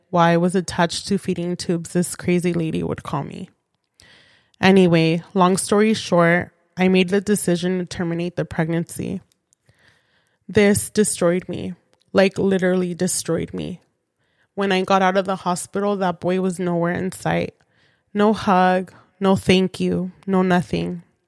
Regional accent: San Fernando Valley, California, United States; I was born and raised in the San Fernando Valley.

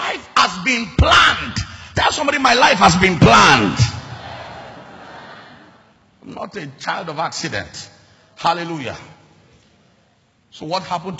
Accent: Lagos, Nigeria; moved away; also born or lived in Uyo; I was born in Lagos

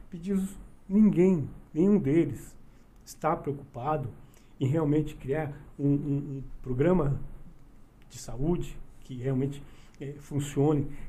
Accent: Mauá, São Paulo, Brazil; nós somos do Zaira, né? Uhum. Conhecemos bem o Zaira

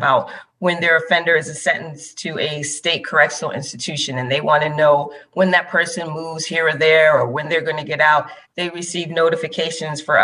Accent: Philadelphia, Pennsylvania, United States; I was born in Philadelphia.

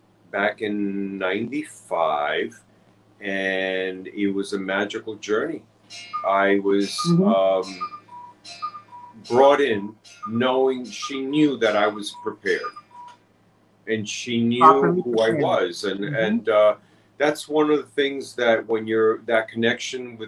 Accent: New York City, New York, United States; growing up in New York City

